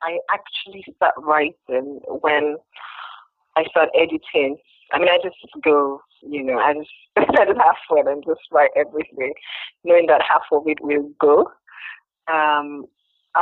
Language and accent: English; Nigeria; I was from Nigeria